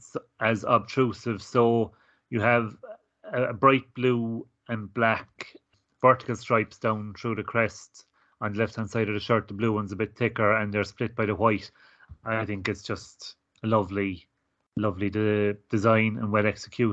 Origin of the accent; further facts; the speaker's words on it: Ireland; growing up in Ireland watching Gaelic football and hurling